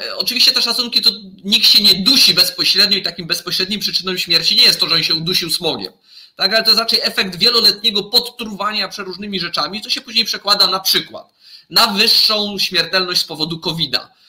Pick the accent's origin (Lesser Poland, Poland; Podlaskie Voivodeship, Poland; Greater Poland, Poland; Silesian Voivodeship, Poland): Silesian Voivodeship, Poland; Zagłębie Dąbrowskie; Ja osobiście wywodzę się ze Śląska, właściwie tak konkretnie to z Zagłębia